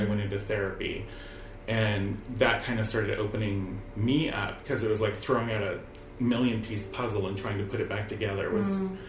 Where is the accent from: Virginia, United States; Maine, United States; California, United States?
California, United States; I'm mostly from California. I have lived in multiple states, but mostly California.